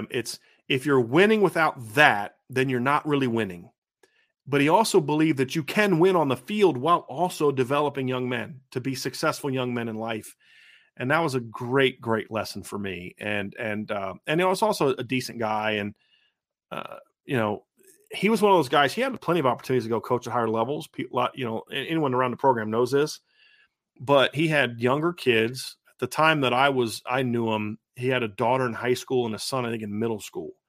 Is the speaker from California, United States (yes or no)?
no; Northwest Ohio, United States; growing up in Northwest Ohio, we got a lot of Notre games on TV.